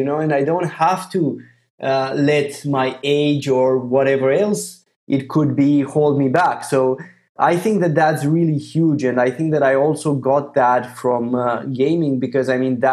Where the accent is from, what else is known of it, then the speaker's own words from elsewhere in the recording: Romania; I'm also from Romania